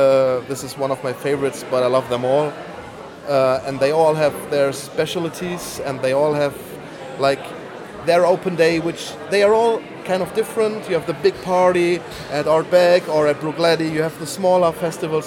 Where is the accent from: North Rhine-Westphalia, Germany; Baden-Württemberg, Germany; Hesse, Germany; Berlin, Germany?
North Rhine-Westphalia, Germany; Bonn; I'm from Bonn, Western Germany.